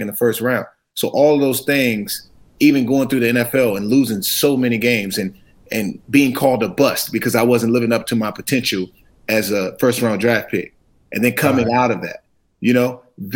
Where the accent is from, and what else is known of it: Washington, United States; born or raised there